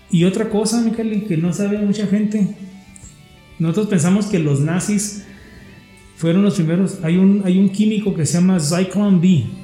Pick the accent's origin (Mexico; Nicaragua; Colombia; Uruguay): Mexico; la gente de ahí del cruce de los puentes, porque lo que hacían, mi era, como éramos mexicanos, había